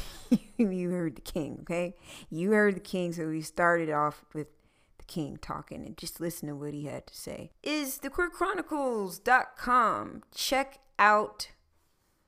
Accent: Philadelphia, Pennsylvania, United States; moved away; also born or lived in South Carolina / Georgia; I was born in Philadelphia, Pennsylvania.

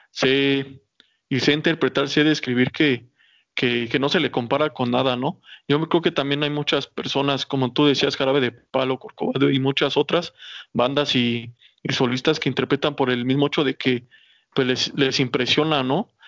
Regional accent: Mexico; yo creo que es de los tres mejores intérpretes que ha tenido México y, no lo digo como mexicano

